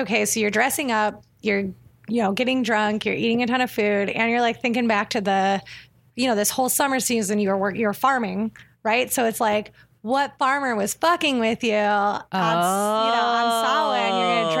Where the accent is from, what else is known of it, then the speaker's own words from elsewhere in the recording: Ohio, United States; moved away as an adult; I'm from Ohio. And so you would go out to a real pumpkin patch.